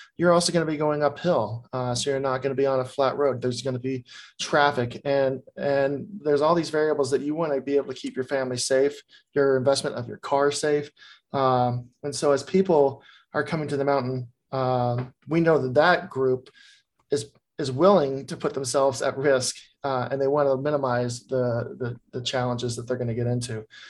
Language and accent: English; Texas, United States; also born or lived in Colorado; now in Vermont, United States; I'm from Texas